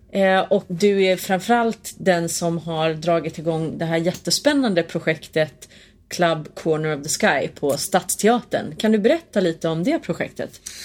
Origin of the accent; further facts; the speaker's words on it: Hälsingland, Gävleborg County, Sweden; jag är från Hälsingland.